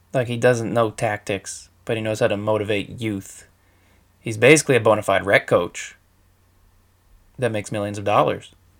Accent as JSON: {"language": "English", "region": "Maine", "country": "United States", "said": "I'm from Maine"}